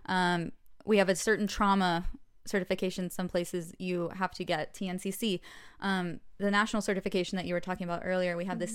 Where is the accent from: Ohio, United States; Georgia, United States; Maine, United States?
Georgia, United States; Atlanta; moved away as an adult; now in Los Angeles, United States; I'm from Atlanta. I was born and grew up there